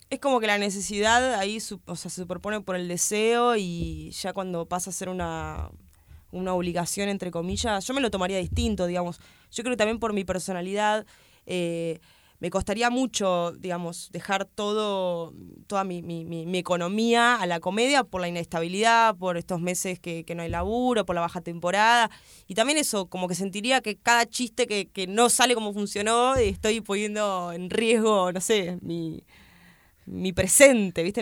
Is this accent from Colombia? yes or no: no; Argentina; yo soy de Argentina